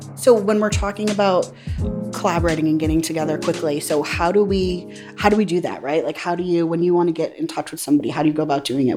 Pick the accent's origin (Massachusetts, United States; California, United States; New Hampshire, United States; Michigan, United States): New Hampshire, United States; from New Hampshire. We're from all over